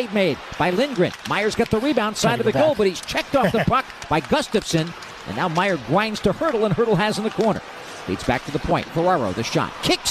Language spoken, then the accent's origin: English; Connecticut, United States; He grew up in my home state of Connecticut.